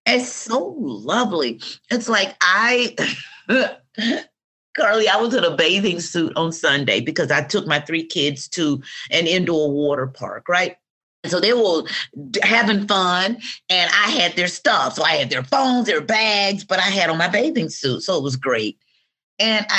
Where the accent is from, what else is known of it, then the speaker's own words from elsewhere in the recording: Atlanta, Georgia, United States; I grew up in the South. I grew up in Georgia. I grew up in Atlanta